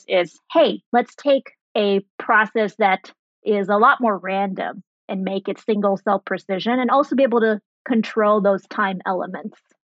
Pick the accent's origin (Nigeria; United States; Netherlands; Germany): Germany; also born or lived in Saudi Arabia / Sri Lanka; So I was born in Saudi Arabia. I grew up in Germany. Went to high school in Sri Lanka